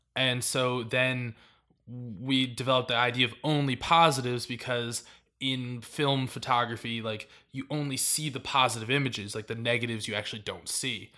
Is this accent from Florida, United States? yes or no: yes; Miami, Florida, United States; I was born in Miami